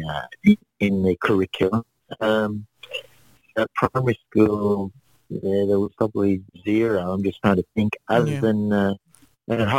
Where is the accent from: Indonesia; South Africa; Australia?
Australia; Newcastle, New South Wales; also born or lived in Lake Macquarie / Melbourne; now in Sydney, Australia; I grew up in Newcastle. I was born in Wall's End, which is the western suburb of Newcastle.